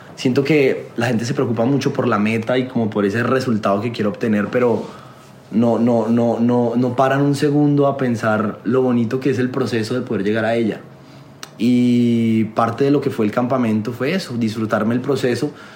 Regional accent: Colombia; also born or lived in Los Angeles; a mí como colombiano

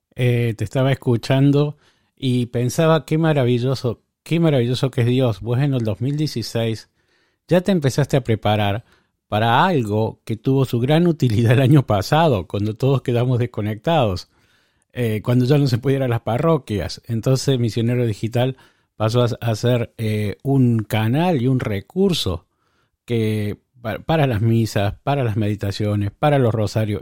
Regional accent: Córdoba, Argentina; now in Oakland, United States; yo soy de Córdoba, también de Argentina

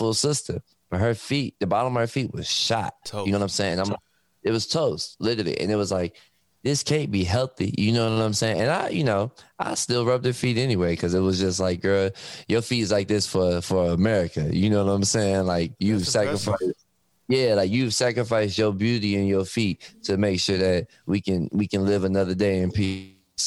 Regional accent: Detroit, Michigan, United States; I'm from Detroit. So growing up, everybody worked for Ford, Chrysler.

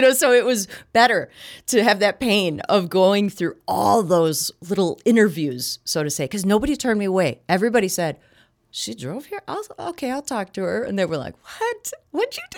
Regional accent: Kenosha, Wisconsin, United States; moved away as an adult; also born or lived in Florida; I grew up in Kenosha, Wisconsin, watching Milwaukee and Chicago T V.

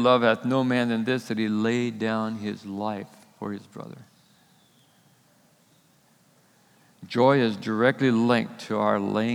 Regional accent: United States; As American Christians

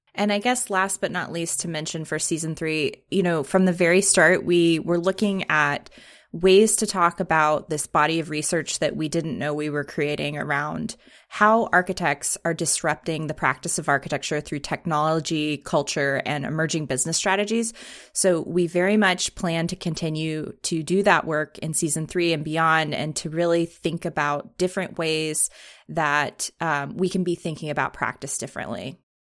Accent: Richmond, Virginia, United States; moved away; also born or lived in San Francisco; my hometown of Richmond, Virginia

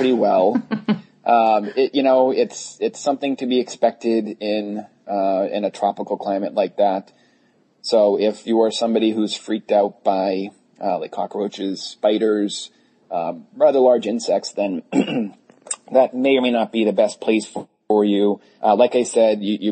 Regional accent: Massachusetts, United States; I'm from Massachusetts

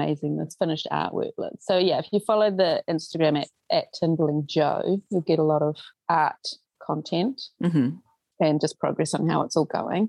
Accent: New Zealand; born or raised there; also born or lived in Auckland / Tauranga

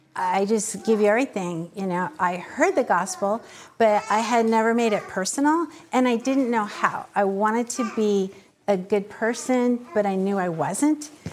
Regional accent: Wapato, Washington, United States; I was raised in Wapato, which is about an hour south of Yakima on the Indian reservation there

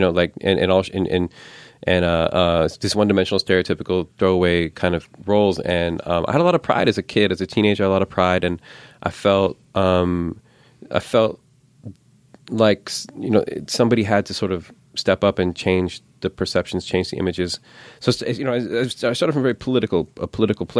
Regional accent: California, United States; also born or lived in New York / India; growing up in America

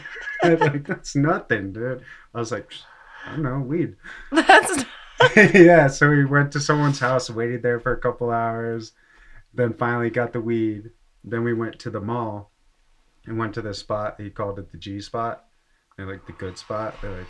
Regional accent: Massachusetts, United States; born or raised there; now in Colorado, United States

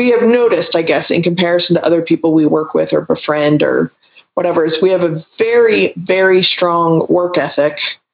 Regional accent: Texas, United States; I'm originally from Texas and I grew up with professional bodybuilders and powerlifters in my life

